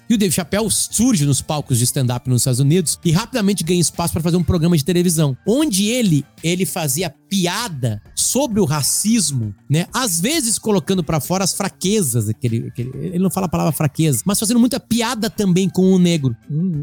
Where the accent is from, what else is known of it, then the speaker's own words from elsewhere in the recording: Alegrete, Rio Grande do Sul, Brazil; also born or lived in Bahia; eu Alegrete tive outros apelidos, né? Que foi a cidade que eu me criei